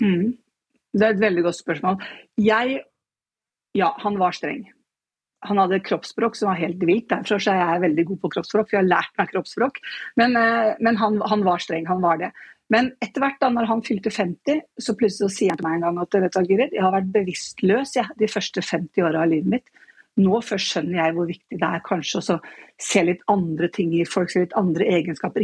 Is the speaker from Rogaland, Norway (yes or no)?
no; Nøtterøy, Vestfold, Norway; Jeg er fra Nøtterøy